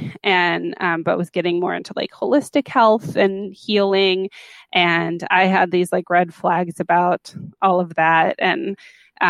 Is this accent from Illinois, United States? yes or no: no; Los Angeles, California, United States; I grew up in Los Angeles